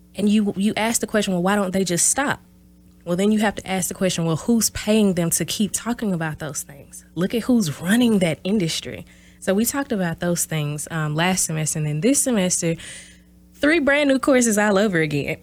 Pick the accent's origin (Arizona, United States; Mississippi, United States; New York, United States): Mississippi, United States; moved away as an adult; also born or lived in Houston, Texas / Louisville, Kentucky; now in Oshkosh, United States; I'm originally from Mississippi, small town Bassville, Mississippi, in South, or South, S O U F